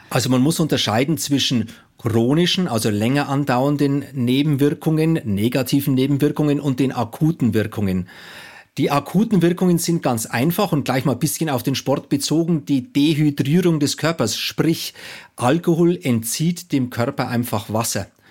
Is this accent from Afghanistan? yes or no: no; Bayreuth, Bavaria, Germany; Also ich komme aus Bayern